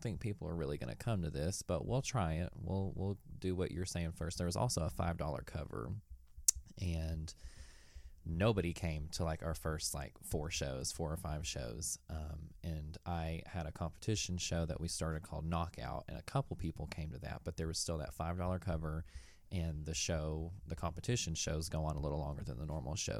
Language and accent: English; Knoxville, Tennessee, United States; I'm from Knoxville, Tennessee